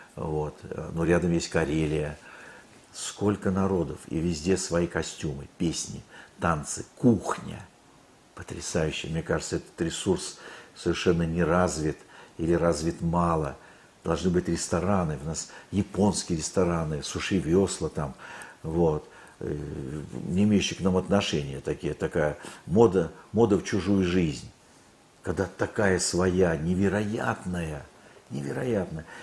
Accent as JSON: {"language": "Russian", "town": "Khabarovsk", "region": "Khabarovsk Krai", "country": "Russia", "tie": "born or raised there", "said": "я, кстати, родился на Дальнем Востоке, в Хабаровске"}